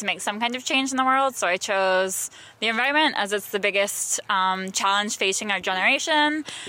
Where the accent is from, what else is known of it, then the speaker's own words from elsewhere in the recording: Long Island, New York, United States; I grew up on Long Island, like surrounded by water